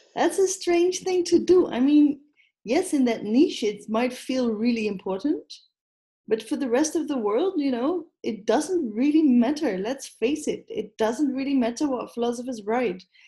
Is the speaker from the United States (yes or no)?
no; Netherlands; I am Dutch